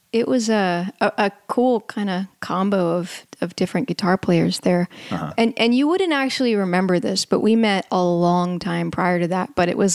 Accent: California, United States; also born or lived in New Jersey / Maui, Hawaii / Los Angeles / London; Yeah, I born in New Jersey and then moved to California. I was raised in Northern California, a little bit north of San Francisco, and then in between there in Maui.

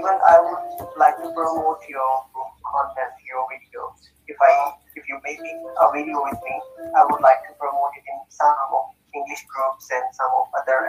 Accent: Pakistan; English is a second language; I'm not a native speaker. I'm from Pakistan

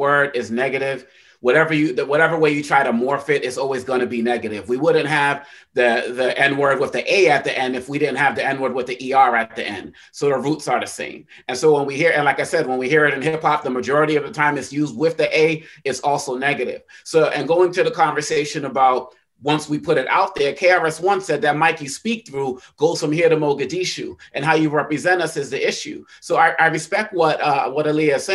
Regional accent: Boston, Massachusetts, United States; the hood where I grew up in Roxbury, Massachusetts

